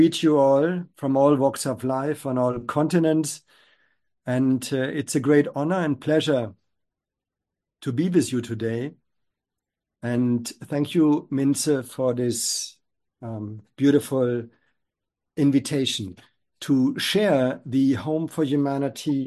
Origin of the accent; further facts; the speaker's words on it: Germany; I grew up in Germany